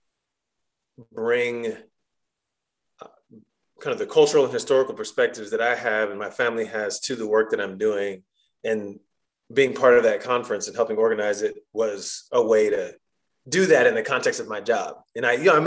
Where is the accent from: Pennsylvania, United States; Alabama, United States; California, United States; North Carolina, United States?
North Carolina, United States; Chapel Hill; moved away as an adult; I grew up here in Chapel Hill, and I'm back in Chapel Hill